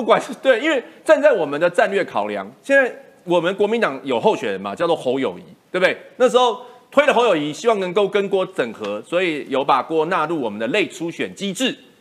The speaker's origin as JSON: {"language": "Chinese", "country": "Taiwan", "said": "我们台湾人"}